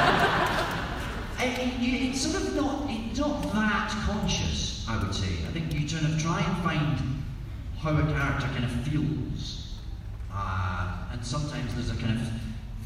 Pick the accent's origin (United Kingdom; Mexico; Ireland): United Kingdom; Scotland; accent: Scottish; I'm Scottish